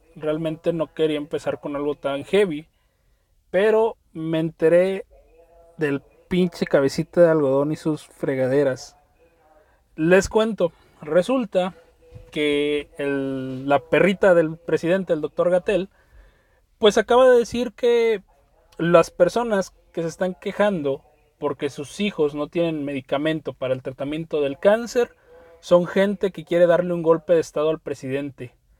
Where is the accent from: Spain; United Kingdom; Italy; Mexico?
Mexico; como ciudadano mexicano